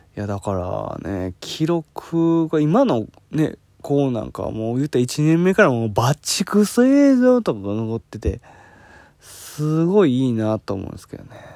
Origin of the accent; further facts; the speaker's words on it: Hyogo, Japan; 僕はあの兵庫県出身なんで